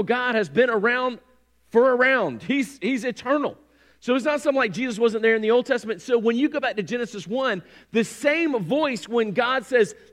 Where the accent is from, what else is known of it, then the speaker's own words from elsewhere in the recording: North Carolina, United States; I grew up on Lake Gaston, which is the eastern part of the state